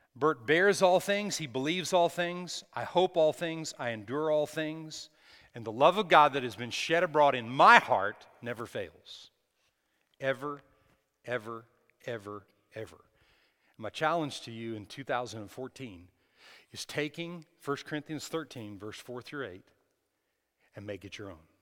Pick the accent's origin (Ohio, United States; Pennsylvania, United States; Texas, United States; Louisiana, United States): Texas, United States; we're from Texas